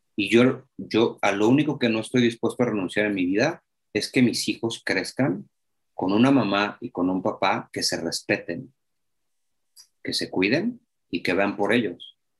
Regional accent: Mexico; un mexicano de 42 años

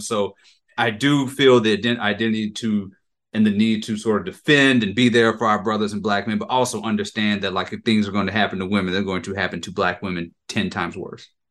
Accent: Jackson, Mississippi, United States; I'm from Jackson. I'm from Mississippi

